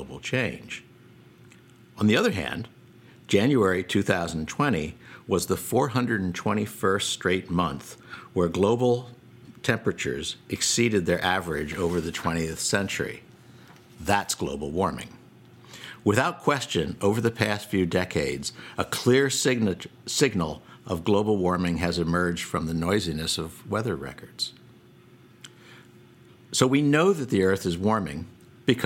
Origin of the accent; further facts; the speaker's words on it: Boston, Massachusetts, United States; Boston, my hometown